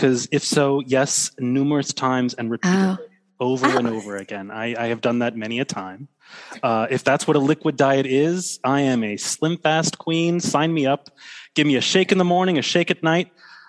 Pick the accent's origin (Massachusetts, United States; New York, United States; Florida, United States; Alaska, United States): Florida, United States; I'm actually from Florida, so it's not technically the South, but I know about Southern colloquialism.